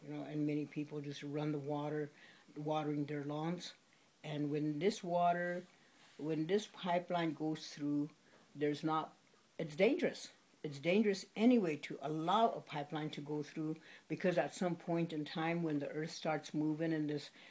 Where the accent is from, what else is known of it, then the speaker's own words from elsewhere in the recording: Pine Ridge Reservation, South Dakota, United States; I'm Oglala Lakota from the Pine Ridge Reservation, and I live in a small village called Oglala, just 15 miles north of Pine Ridge